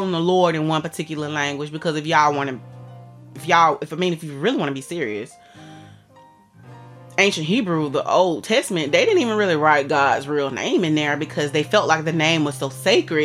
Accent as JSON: {"language": "English", "country": "United States", "tie": "born or raised there", "said": "I was born in America, homie. I speak English."}